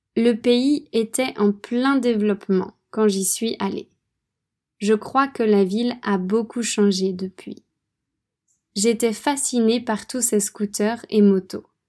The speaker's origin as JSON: {"language": "French", "country": "France", "tie": "born or raised there", "also_born_or_lived": "Poland / Vietnam / Philippines", "moved": "as an adult", "said": "La France est mon pays d'origine. J'ai grandi là-bas"}